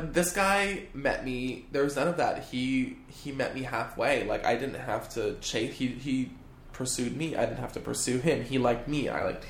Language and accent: English; Canada; I'm Canadian.